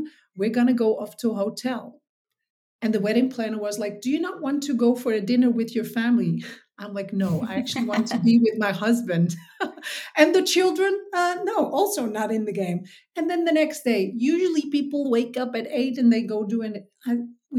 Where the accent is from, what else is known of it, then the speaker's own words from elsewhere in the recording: Texel, North Holland, Netherlands; I was born on Texel, which is in the Netherlands. So it's the biggest island of the Netherlands